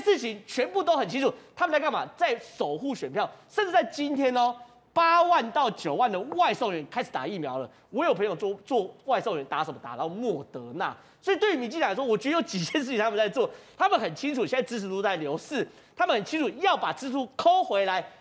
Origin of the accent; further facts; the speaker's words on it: Taiwan; 柏油路融化，其实我们台湾人也都有经验